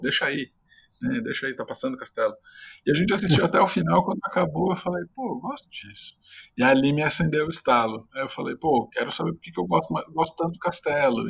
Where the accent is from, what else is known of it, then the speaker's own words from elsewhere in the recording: São Caetano do Sul, São Paulo, Brazil; sou de São Caetano, cresci no ABC